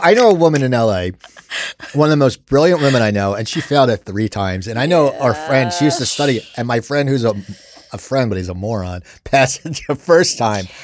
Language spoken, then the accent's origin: English; Cherry Hill, New Jersey, United States; I grew up in Cherry Hill